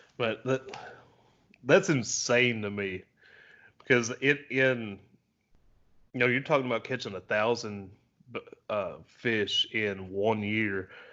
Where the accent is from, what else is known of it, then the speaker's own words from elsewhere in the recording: the South, United States; I'm I'm from the South